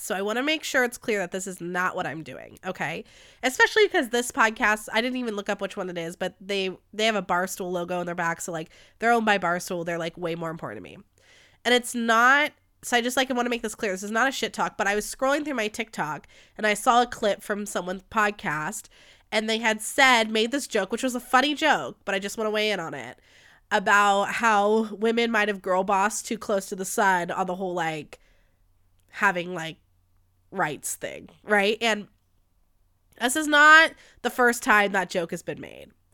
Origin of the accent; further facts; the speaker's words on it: United States; As an American society